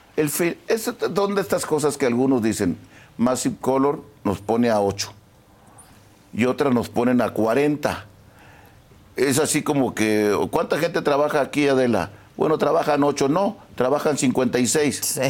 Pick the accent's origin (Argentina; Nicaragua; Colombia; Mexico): Mexico; Sinaloa; yo finalmente nací en Sinaloa